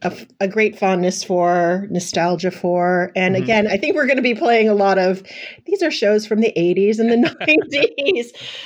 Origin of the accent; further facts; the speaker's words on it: Minnesota, United States; Growing up in Minnesota